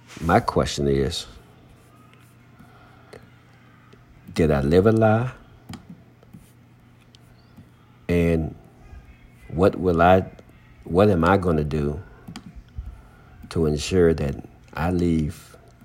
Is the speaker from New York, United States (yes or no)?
no; Henrico County, Virginia, United States; growing up in Henrico County